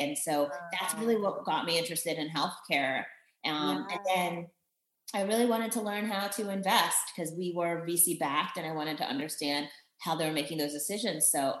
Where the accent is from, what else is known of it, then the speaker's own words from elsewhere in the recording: Virginia, United States; also born or lived in Germany / Belgium; I was born in Germany, lived in Belgium, got to the US when, you know, permanently when I was 10. So I claim Northern Virginia, DC, Maryland area. So that's where I went to high school and grew up.